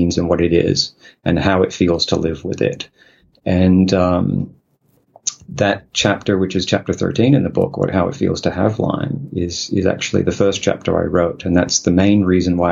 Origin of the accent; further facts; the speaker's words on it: Australia; moved away as an adult; now in South Korea; I am from Australia, so you could say that. But, right now, actually, I'm living in Korea